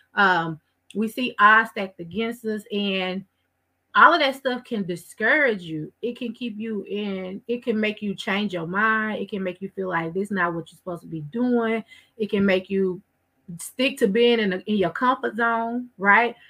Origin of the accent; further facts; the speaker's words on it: Waco, Texas, United States; I grew up in Waco